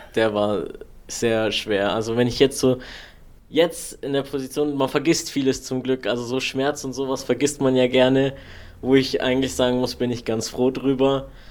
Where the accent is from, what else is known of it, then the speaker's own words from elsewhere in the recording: Allgäu, Germany; hier bei uns im Allgäu